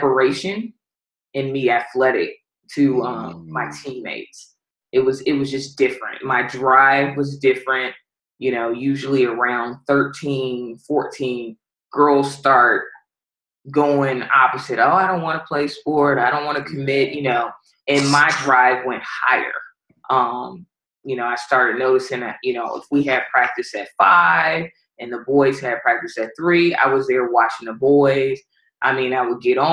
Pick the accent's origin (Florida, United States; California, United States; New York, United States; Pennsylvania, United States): California, United States; Los Angeles; also born or lived in Palmdale, California / Texarkana; I'm from Pacoima, California, and I played my high school ball in Palmdale, California